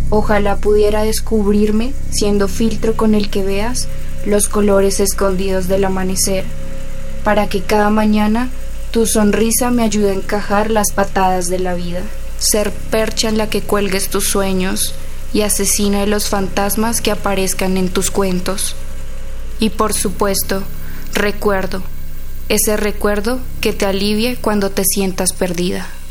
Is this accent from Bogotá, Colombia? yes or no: yes; Bogotá, Colombia; soy de Bogotá, Colombia, tengo 19 años.